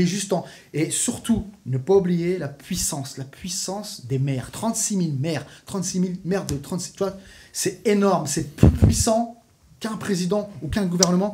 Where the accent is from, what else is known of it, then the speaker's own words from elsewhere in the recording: France; en tant que Français